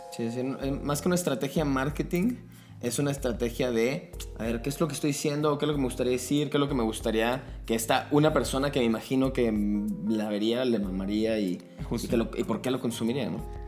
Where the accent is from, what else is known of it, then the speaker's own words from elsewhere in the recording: Guadalajara, Jalisco, Mexico; now in Mexico City, Mexico; yo soy de Guadalajara